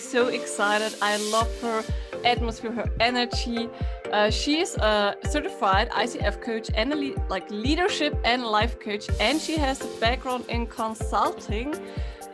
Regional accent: Germany; I'm from Germany

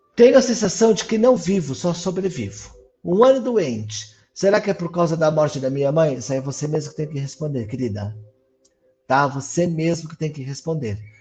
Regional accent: São Paulo, Brazil; also born or lived in Mauá; eu sou de São Paulo, tá? Eu moro no ABC, eu moro em Mauá

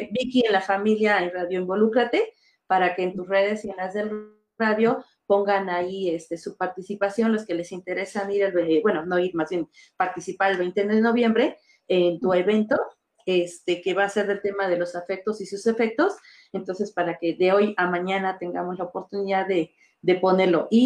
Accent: Mexico; Pues así somos los mexicanos, ¿no?

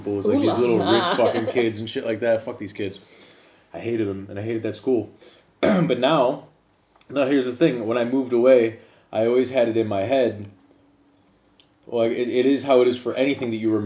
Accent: Joliet, Illinois, United States; also born or lived in Plainfield, Illinois; I came from Joliet, Illinois, which is kind of a ghetto town and really ghetto schools.

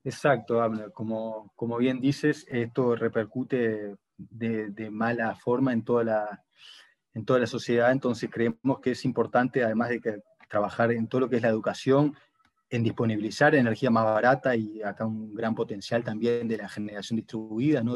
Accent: Uruguay; moved away as an adult; now in Brazil; yo soy de Uruguay, ¿no? pero hace cinco años que vivo en Brasil

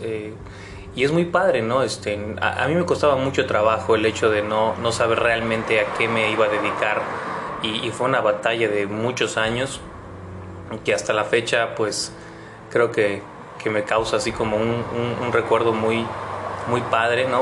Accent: Mexico; no nos conquistaron a nosotros como mexicanos

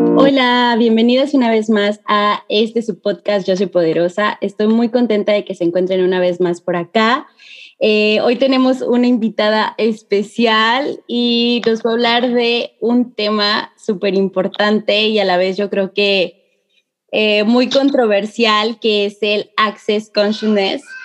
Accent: San Luis Potosí, Mexico; somos potosinas las dos.

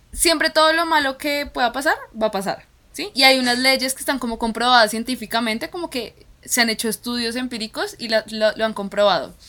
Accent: Colombia; en nuestra cultura, en Colombia, somos muy de abrazar

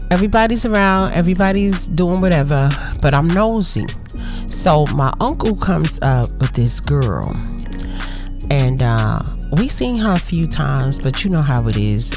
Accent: United States; I'm African American

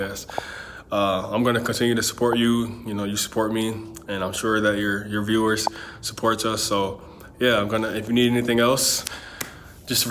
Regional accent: Flint, Michigan, United States; I'm from Flint, Michigan.

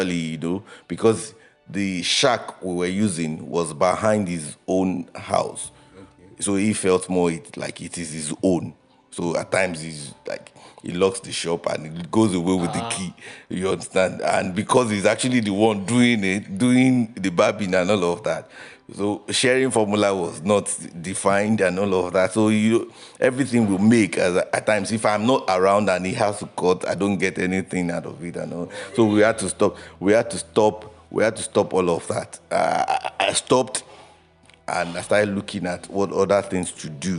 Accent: Remo, Ogun State, Nigeria; I am a prince. I'm a prince from Remo

